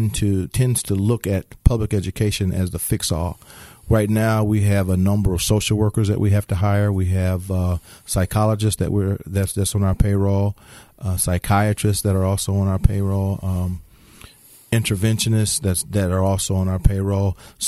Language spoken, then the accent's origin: English; Markham, Illinois, United States; also born or lived in Indianapolis, United States / Chicago, United States; I was born in Indianapolis, Indiana. Moved to Chicago. Then moved to Markham, Illinois. And then from there I attended Bremen High School.